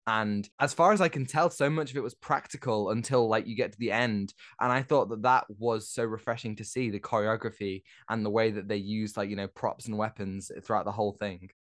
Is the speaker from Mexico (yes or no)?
no; United Kingdom; as a Brit myself